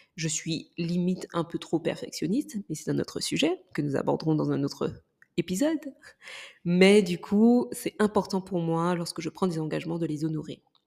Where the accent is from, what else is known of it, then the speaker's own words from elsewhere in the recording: Martinique; moved away; je suis martiniquaise, pour ceux qui ne le savent pas, et que du coup, ma famille vit pour la plus grande partie aujourd'hui en Martinique